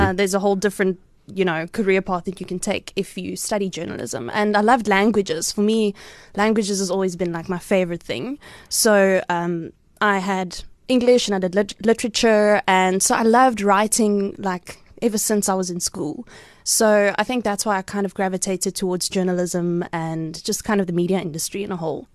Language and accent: English; Cradock, Eastern Cape, South Africa; moved away as an adult; also born or lived in Potchefstroom / Johannesburg; now in Port Elizabeth, South Africa; I grew up on a dairy farm there